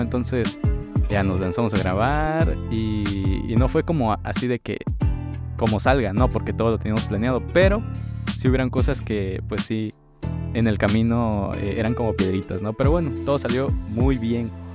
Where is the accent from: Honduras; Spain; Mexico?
Mexico; Tuxtla Gutiérrez, Chiapas; yo soy aquí de Tuxtla Gutiérrez